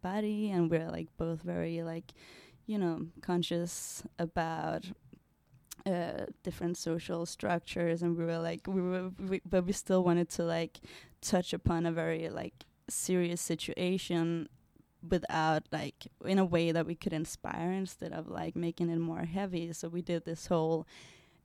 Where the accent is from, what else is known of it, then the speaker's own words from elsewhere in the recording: Denmark; moved away as an adult; also born or lived in Indonesia; now in United States; I come from Denmark